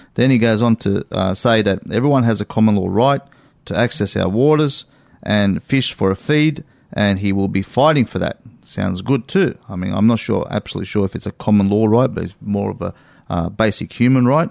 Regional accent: Australia; I'm an Australian

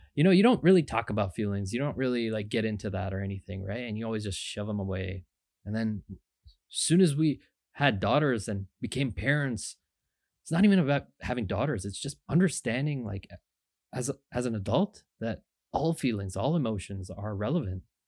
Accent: Markham, Ontario, Canada; also born or lived in Scarborough, Ontario; we lived in Markham, Ontario. I was born in Scarborough, but we moved really early on, went to Markham, Ontario

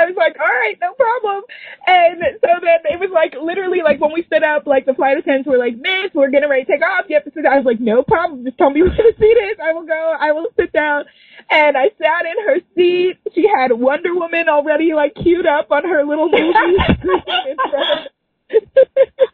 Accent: New York, United States; I'm from New York

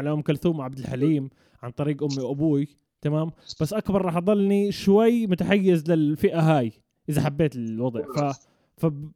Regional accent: Jordan; كشعب اردني احنا بنعرف نقلد اللهجه المصريه بس هم ما بيعرفوا شو اللهجه تبعتنا

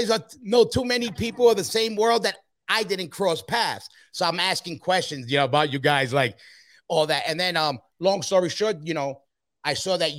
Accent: Ecuador; I'm Ecuadorian, I know, but I know a lot about how the European youth came up.

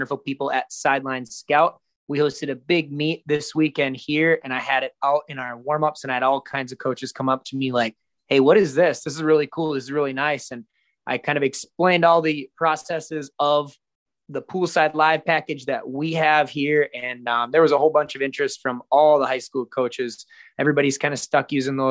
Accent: Minnesota, United States; moved away; we're both from Minnesota originally

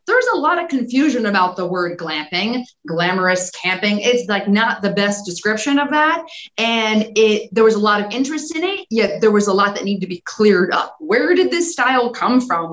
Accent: Los Angeles, California, United States; I grew up in Los Angeles

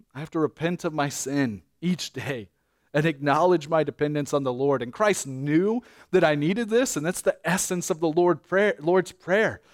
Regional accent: United States; as an American

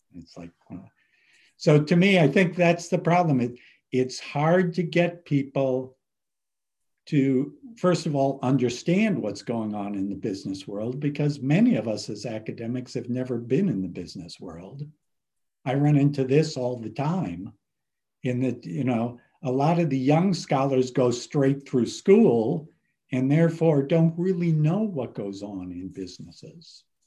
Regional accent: Cleveland, Ohio, United States; moved away; I grew up in Ohio, Cleveland, Ohio

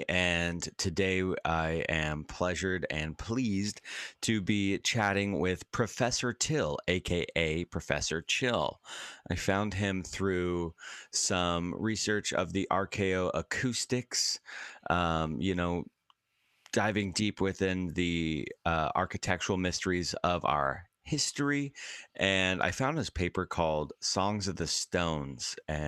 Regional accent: Washington, United States; I'm a Washingtonian, actually. I was born and raised in Washington State

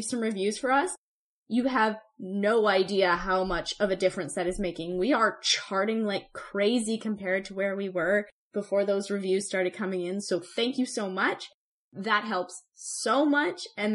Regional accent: Canada; I'm a Canadian

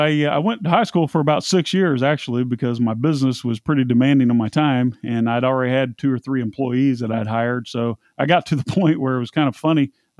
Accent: Indianapolis, Indiana, United States; Indianapolis, Indiana. Racing capital of the world, but I'm pretty well traveled. I've been blamed for being Texan and Tennessean and all sorts of things.

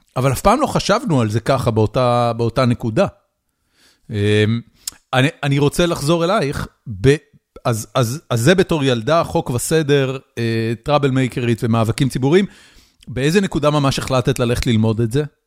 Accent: Haifa, Haifa District, Israel; moved away as an adult; now in United States; גדלתי בחיפה, עם הצפונבונים על הכרמל

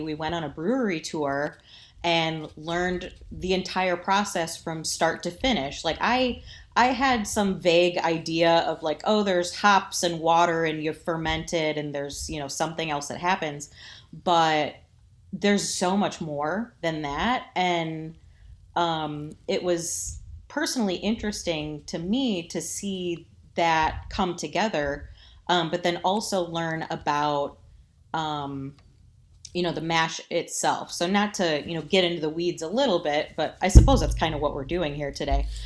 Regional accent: Toledo, Ohio, United States; I grew up in the Toledo area, born and raised here

